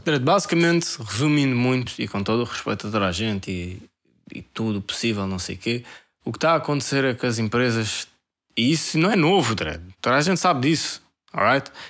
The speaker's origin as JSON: {"language": "Portuguese", "country": "Portugal", "tie": "born or raised there", "said": "eu sou português e vivi aqui a minha vida toda, toda"}